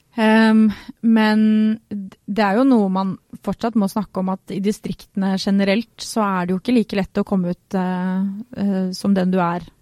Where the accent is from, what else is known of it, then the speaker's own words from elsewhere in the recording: Sørlandet, Agder, Norway; accent: Sørlandsk; moved away; also born or lived in Grimstad / Kristiansand; jeg er egentlig fra Sørlandet. Og det blir veldig rart, for jeg snakker aldri sørlandsk med noen.